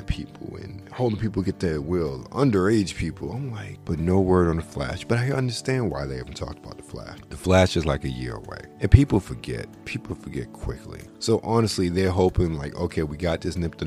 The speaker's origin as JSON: {"language": "English", "country": "United States", "said": "I'm an American"}